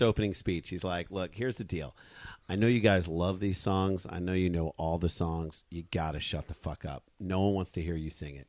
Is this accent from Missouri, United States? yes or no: yes; St. Louis, Missouri, United States; we grew up in St. Louis